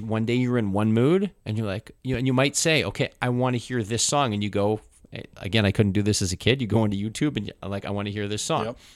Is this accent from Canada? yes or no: yes; Canada; growing up in canada half to two thirds of what we consumed TV